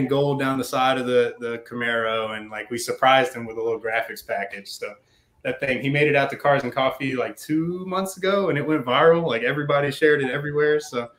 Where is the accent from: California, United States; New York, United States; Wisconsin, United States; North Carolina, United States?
North Carolina, United States; Oxford; I'm from Oxford, North Carolina. It's a little blip on the radar right north of Durham. So if you're ever traveling from Charlotte to Richmond, you'll drive through it. If you're going up 85, you'll drive through it.